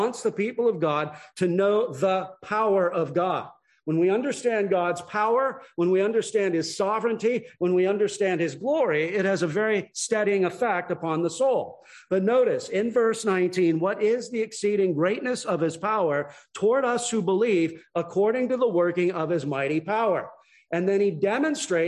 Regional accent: Long Beach, California, United States; moved away; I was born and raised in Long Beach, California

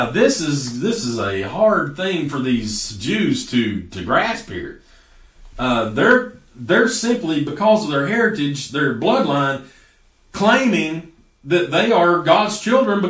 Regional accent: United States

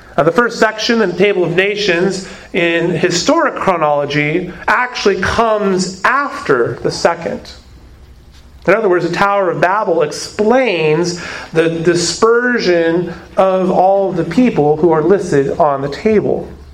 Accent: Arizona, United States; moved away; I come from Arizona. And it has been noted that I have a peculiar way of pronouncing certain words.

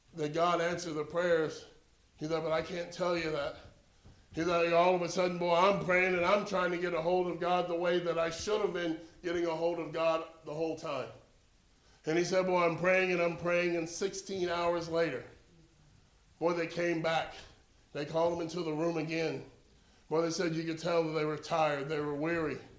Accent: Florida, United States; we're from Florida

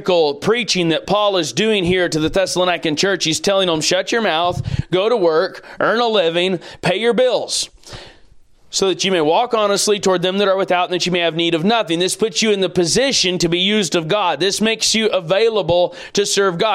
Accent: United States; as American people

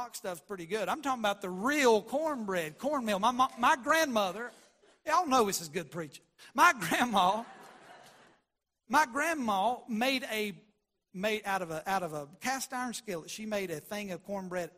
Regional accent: West Virginia, United States; We grew up in West Virginia

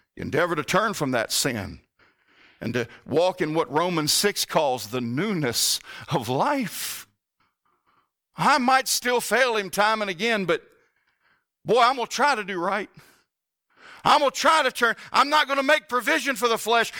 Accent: the South, United States; I grew up in the South

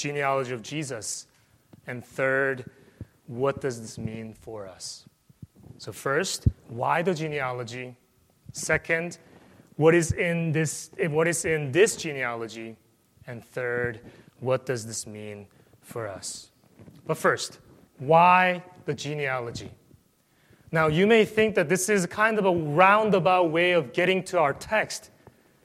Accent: South Korea; moved away; I came from South Korea

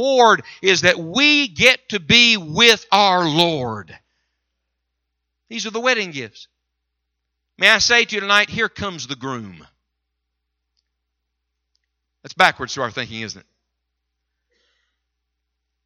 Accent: West Virginia, United States; moved away; also born or lived in Michigan; I'm from West Virginia, you know, and we wear shoes there

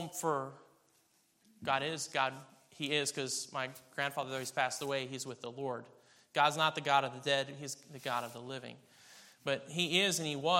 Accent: Kansas, United States; I was born in Kansas.

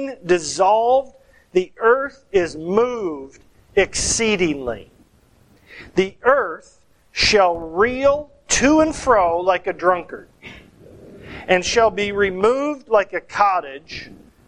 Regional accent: Michigan, United States; moved away; Growing up in Michigan

